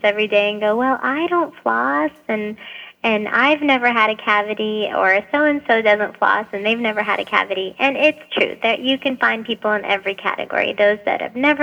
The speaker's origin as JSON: {"language": "English", "town": "Boston", "region": "Massachusetts", "country": "United States", "tie": "born or raised there", "also_born_or_lived": "Lebanon", "moved": "as an adult", "lives_now": "Nashville, United States", "said": "I lived in Boston for most of my life"}